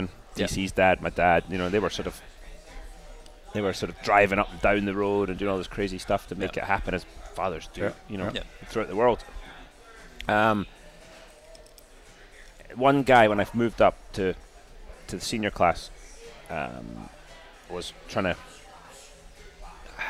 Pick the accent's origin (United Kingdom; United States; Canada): United Kingdom; Scotland; I'm Scottish